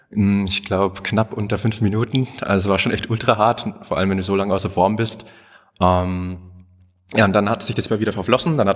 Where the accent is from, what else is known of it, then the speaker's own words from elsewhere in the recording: Germany; Ich bin in Siebenhäuserdorf aufgewachsen da hatten wir jetzt nicht die größten Möglichkeiten, keine Busanbindung, nix.